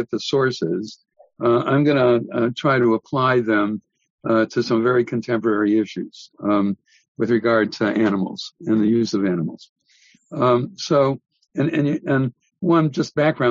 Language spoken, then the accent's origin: English; Milwaukee, Wisconsin, United States; I grew up in Milwaukee